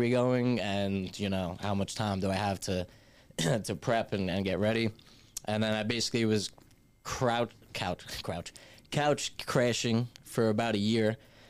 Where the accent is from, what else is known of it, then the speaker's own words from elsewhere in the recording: New York, United States; We never have to tell people we're from New York.